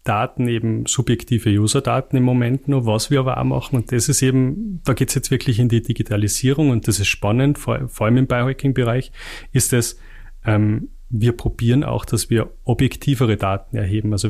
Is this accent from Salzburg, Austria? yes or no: yes; Salzburg, Austria; also bei uns, ich komme komm aus dem Pinzgau, da sagt man, äh, hüft's nix, schaut's nix.